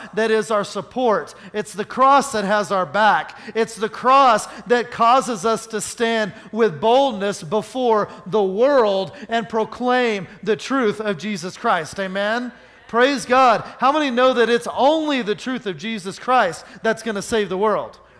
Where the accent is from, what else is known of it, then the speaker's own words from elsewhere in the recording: Oklahoma, United States; I grew up in Oklahoma